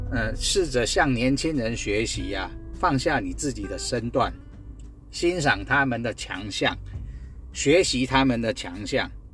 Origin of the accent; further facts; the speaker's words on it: Guanxi, Hsinchu County, Taiwan; 我是来自新竹关西的淳朴青年